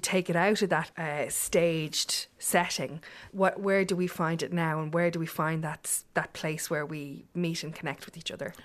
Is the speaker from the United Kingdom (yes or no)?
no; Ireland; as Irish people